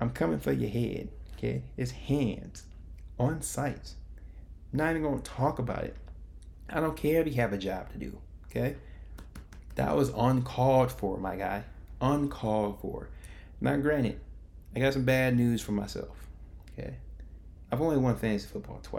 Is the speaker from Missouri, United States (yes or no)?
no; Chicago, Illinois, United States; I am from Chicago